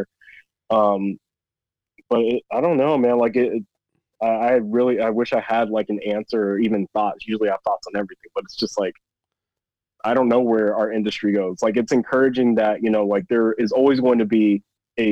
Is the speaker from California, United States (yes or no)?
yes; Chino Hills, California, United States; moved away as an adult; also born or lived in Arizona; I grew up in Chino Hills